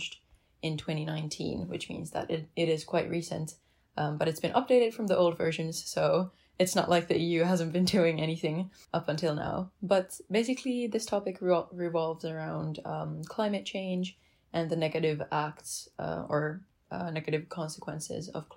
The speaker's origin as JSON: {"language": "English", "town": "Helsinki", "region": "Uusimaa", "country": "Finland", "said": "I come from Helsinki, Finland"}